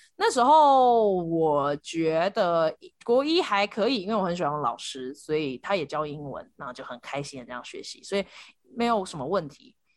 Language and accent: Chinese; Taiwan; also born or lived in United States; 我搬回台湾的时候，我才两岁半，我弟弟半岁